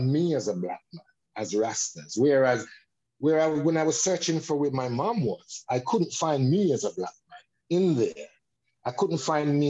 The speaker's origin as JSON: {"language": "English", "region": "London", "country": "United Kingdom", "tie": "born or raised there", "said": "I was growing up in Bixton"}